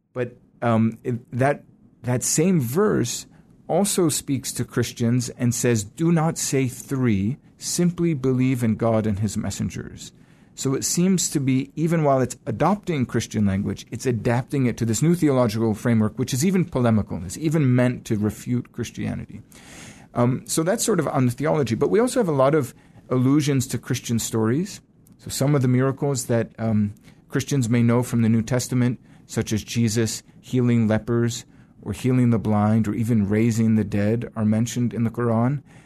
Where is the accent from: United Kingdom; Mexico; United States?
United States; Connecticut; moved away as an adult; also born or lived in New York City, United States; I was raised in Connecticut